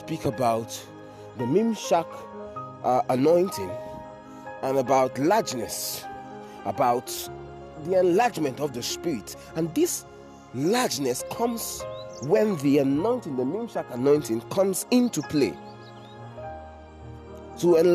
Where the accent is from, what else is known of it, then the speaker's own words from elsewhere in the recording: Nigeria; I am Nigerian. I am Nigerian. Everything inside of me is Nigerian.